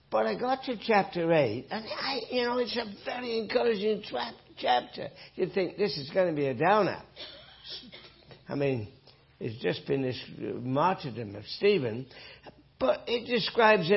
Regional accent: north of England, United Kingdom; moved away; from my accent, that I grew up in England, north of England

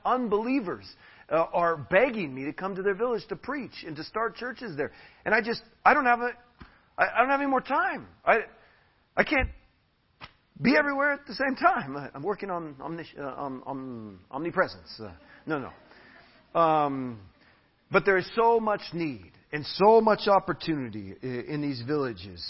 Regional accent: United States; now in Tarapoto, Peru; I'm an American

